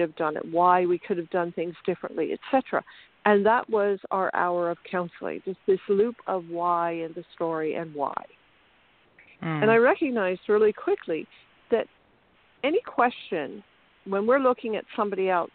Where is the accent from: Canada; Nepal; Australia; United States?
Canada; also born or lived in Ontario; I'm from Canada